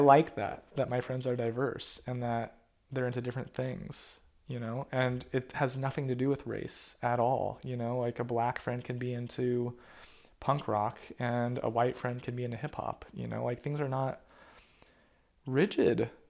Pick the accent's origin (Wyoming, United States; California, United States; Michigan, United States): California, United States; Sacramento; my hometown of Sacramento